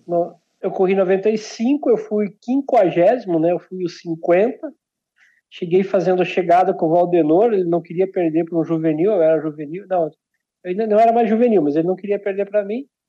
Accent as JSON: {"language": "Portuguese", "town": "Santo Antônio do Sudoeste", "region": "Paraná", "country": "Brazil", "tie": "born or raised there", "said": "eu nasci numa cidade chamada Santo Antônio do Sudoeste, fica perto de Barracão, de Unidos Cerqueira, lá no extremo oeste"}